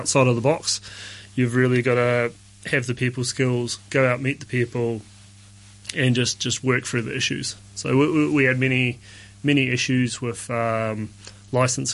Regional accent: New Zealand; moved away as an adult; now in Hong Kong; I'm from New Zealand

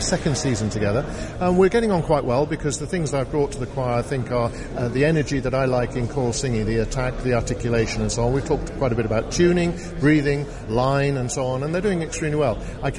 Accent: Manchester, North West England, United Kingdom; accent: a bit Northern; also born or lived in Liverpool; I was born in Liverpool, but moved when I was two to Manchester, and most of my life was spent in Manchester. My father came from Bristol area, my mother from North Newcastle. So between them, they gave my brother and me a sort of mixture of accents

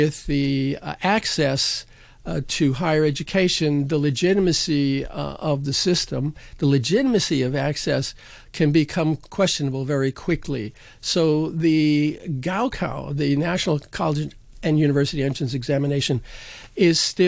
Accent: New York City, New York, United States; moved away as an adult; I grew up in New York City

